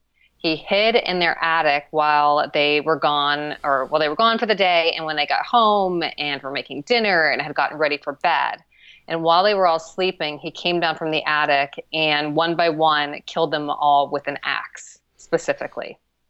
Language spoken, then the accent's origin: English; Midwest, United States; I think like Idaho, or I'm from the Midwest. I should know this, but like one of the Midwestern states